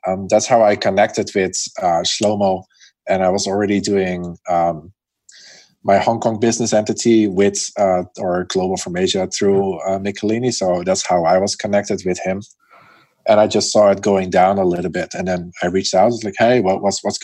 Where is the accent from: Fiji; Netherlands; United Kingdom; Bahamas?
Netherlands; moved away as an adult; now in Chengdu, China; I'm from the Netherlands, which is very flat, right?